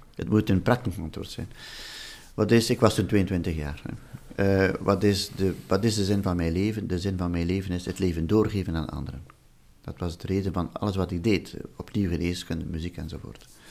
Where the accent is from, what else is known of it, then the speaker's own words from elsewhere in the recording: Flanders, Belgium; moved away as an adult; also born or lived in Wallonia; ik ben uit de Vlaamse familie, een overtuigde Vlaamse familie.